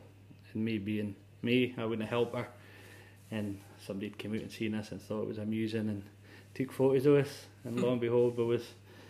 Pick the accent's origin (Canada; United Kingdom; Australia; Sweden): United Kingdom; Aberdeen, Scotland; Aye, born and raised Aberdeen. An area around about Seaton, down the beach kind of way.